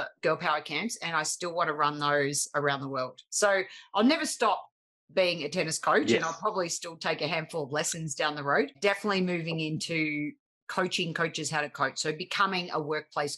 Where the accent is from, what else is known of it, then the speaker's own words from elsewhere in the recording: Australia; accent: harsh Australian; my harsh Australian accent